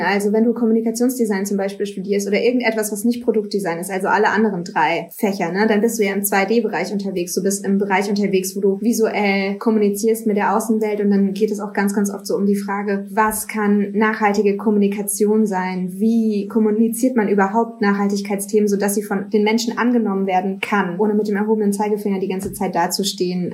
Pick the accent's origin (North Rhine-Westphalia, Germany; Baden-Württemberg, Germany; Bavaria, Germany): Baden-Württemberg, Germany; near Stuttgart, between the Black Forest and Stuttgart; moved away as an adult; now in Cologne, Germany; Ich komme aus der Nähe von Stuttgart, zwischen Schwarzwald und Stuttgart eigentlich. So ein ganz kleines 300 Seelen Kuhkaff